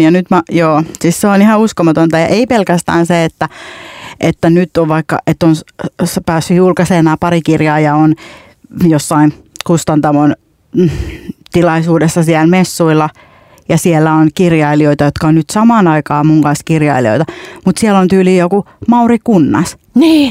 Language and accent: Finnish; Finland; mä sanoin, että Suomesta